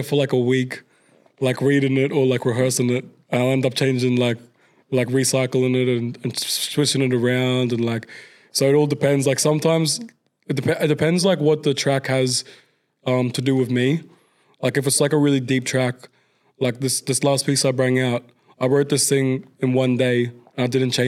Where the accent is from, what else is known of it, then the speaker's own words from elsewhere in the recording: Queensland, Australia; moved away; I grew up with back in Queensland